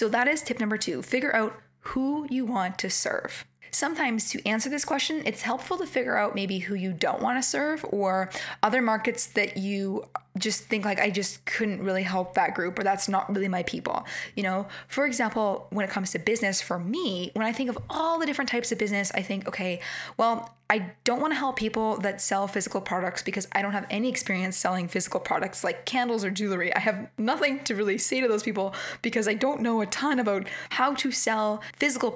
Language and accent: English; Canada; accent: Canadian; with my Canadian accent